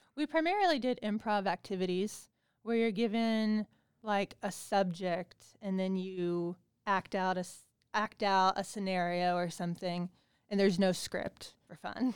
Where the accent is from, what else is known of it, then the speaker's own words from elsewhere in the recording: Bedford, Indiana, United States; moved away as an adult; also born or lived in Pittsburgh, Pennsylvania; I'm actually from Bedford, Indiana